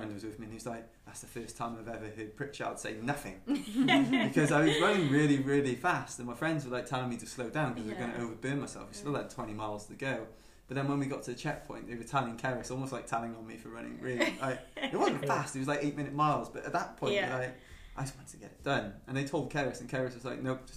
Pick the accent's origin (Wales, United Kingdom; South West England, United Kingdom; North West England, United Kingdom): Wales, United Kingdom; Penarth; walking through Penarth, because it's my hometown, I just had these memories of like all the silly stuff I got up to as a kid